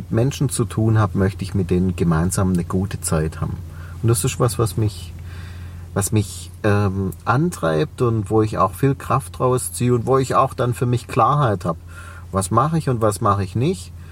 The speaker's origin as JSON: {"language": "German", "town": "Reutlingen", "region": "Baden-Württemberg", "country": "Germany", "accent": "Swabian", "said": "man hört es an meinem Dialekt. Ich komme aus Reutlingen, aus, ja. dem, aus dem Schwäbischen"}